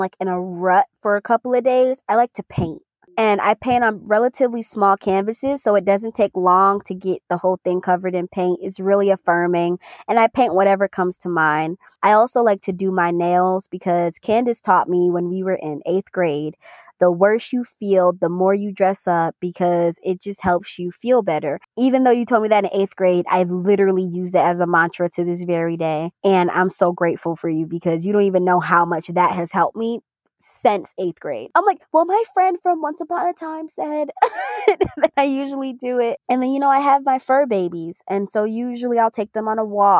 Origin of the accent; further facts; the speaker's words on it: New York, United States; we're from New York and we're also Caribbean